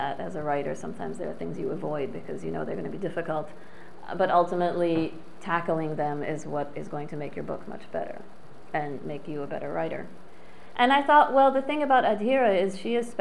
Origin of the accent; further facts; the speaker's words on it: Paris, Île-de-France, France; moved away as an adult; I grew up in Paris, in France.